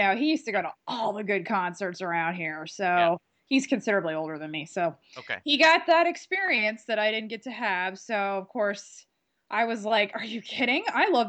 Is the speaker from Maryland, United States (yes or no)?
yes; Columbia, Maryland, United States; Hi, everyone. … I am from Columbia, Maryland